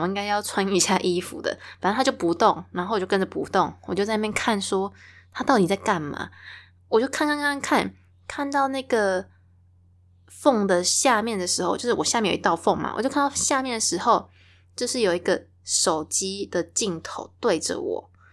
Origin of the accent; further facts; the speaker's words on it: Taiwan; 我是生在台湾，然后出生在台湾嘛，长大也是在台湾